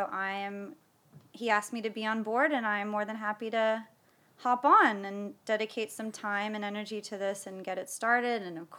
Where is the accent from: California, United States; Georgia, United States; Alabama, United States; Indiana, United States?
California, United States; Salinas; born and raised in Salinas.